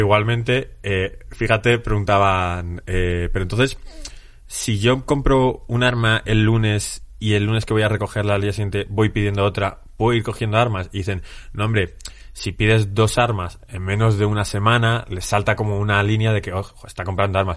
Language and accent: Spanish; Spain; nosotros como españoles